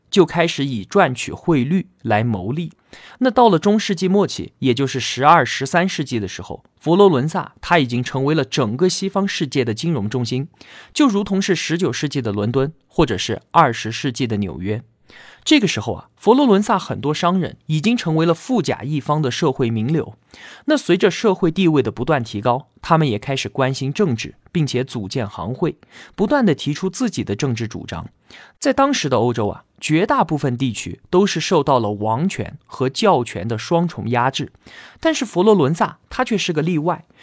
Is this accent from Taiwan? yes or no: no; China; 我们中国人